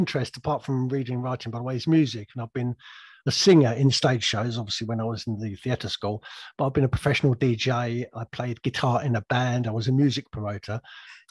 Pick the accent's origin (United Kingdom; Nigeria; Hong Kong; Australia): United Kingdom; England; also born or lived in Surrey; I'm an English grandfather